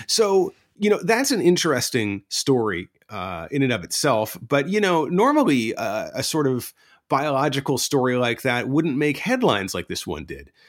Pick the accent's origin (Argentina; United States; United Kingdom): United States; East Coast of the United States; moved away as an adult; now in Tokyo, Japan; I grew up on the East Coast of the United States of America